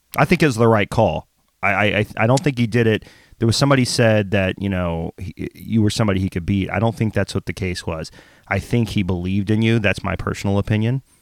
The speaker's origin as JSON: {"language": "English", "region": "the South", "country": "United States", "tie": "born or raised there", "said": "I grew up very poor in the South"}